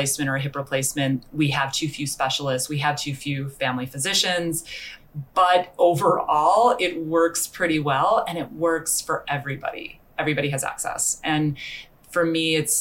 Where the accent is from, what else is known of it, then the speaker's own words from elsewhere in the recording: United States; moved away as an adult; also born or lived in San Francisco; now in Vancouver, Canada; I'm from the United States